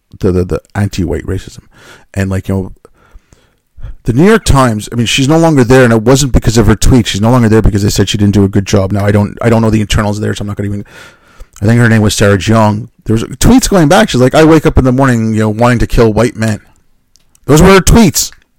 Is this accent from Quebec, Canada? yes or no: yes; Montreal, Quebec, Canada; growing up in Montreal, yes, that has, you know, me being called a Paki, you know, now and then when I was a kid, yes, that does inform my worldview.